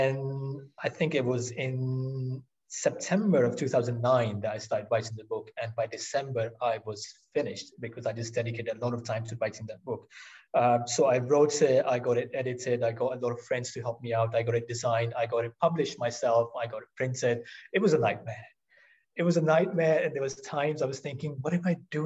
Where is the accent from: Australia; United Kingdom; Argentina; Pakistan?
Pakistan; I was born in Pakistan.